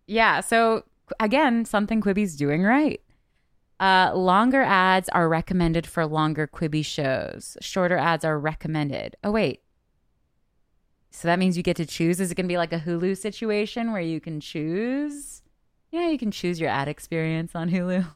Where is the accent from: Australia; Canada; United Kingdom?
Canada; I'm Canadian